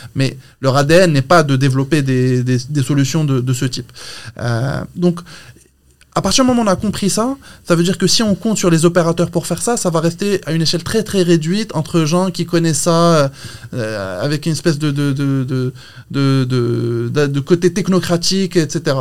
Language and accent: French; Morocco; moved away as an adult; je suis marocain, je suis très fier de l'être. Ça fait 15 ans que je suis parti